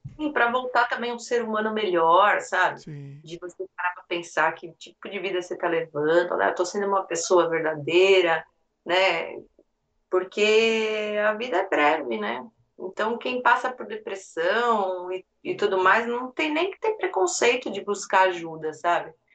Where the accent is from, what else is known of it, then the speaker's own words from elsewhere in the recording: Brazil; now in United States; a gente é brasileiro